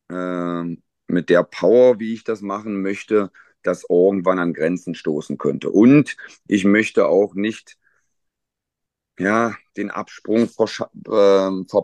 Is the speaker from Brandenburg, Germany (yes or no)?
no; Magdeburg, Saxony-Anhalt, Germany; dass zwei gebürtige Magdeburger halt in ihrer Heimatmannschaft dann auch in der Verantwortung stehen. Ja. Ähm, ich glaube, es gibt ganz wenige Trainer, die das noch in ihrer Geburtsstadt oder in ihrer Heimatstadt machen.